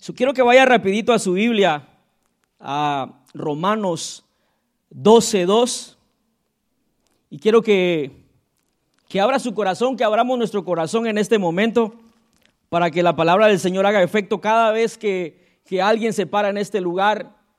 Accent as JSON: {"language": "Spanish", "country": "Guatemala", "tie": "born or raised there"}